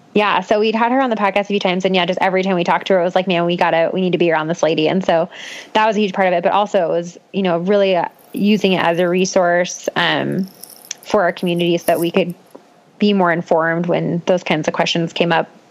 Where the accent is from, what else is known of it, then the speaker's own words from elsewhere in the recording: Boulder, Colorado, United States; also born or lived in Longmont, Colorado; I grew up in Boulder. I actually grew up like not even 10 minutes away from where I currently live.